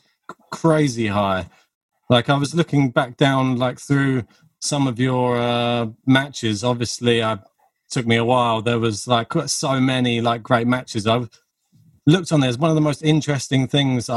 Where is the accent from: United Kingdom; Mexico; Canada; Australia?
United Kingdom; being British